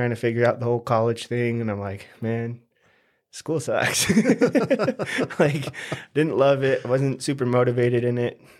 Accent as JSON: {"language": "English", "town": "St. George", "region": "Utah", "country": "United States", "tie": "born or raised there", "also_born_or_lived": "Salt Lake City / Hawaii", "said": "I was born in Salt Lake, raised here in St. George since I was about nine. We moved from Hawaii, so we, we did a lot of moving around."}